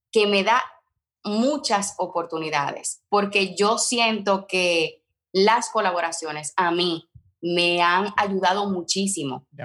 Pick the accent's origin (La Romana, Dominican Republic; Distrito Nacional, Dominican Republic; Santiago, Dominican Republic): Santiago, Dominican Republic; Santiago de los Caballeros; moved away as an adult; now in United States; Yo soy del Cibao